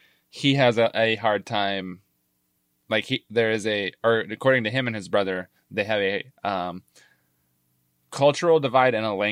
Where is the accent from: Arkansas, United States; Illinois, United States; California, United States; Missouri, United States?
Arkansas, United States; I am from Arkansas, but not. I wasn't born there, so.